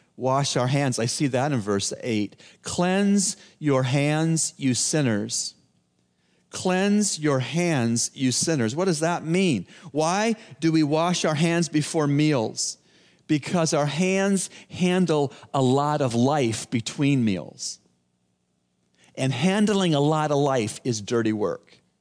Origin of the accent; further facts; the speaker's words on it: Toronto, Ontario, Canada; I'm from Toronto